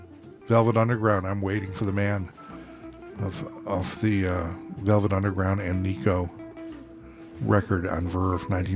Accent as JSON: {"language": "English", "town": "Buffalo", "region": "New York", "country": "United States", "tie": "born or raised there", "moved": "yes", "lives_now": "San Francisco, United States", "said": "my hometown is Buffalo, New York. So I have an allegiance to the Buffalo Bills."}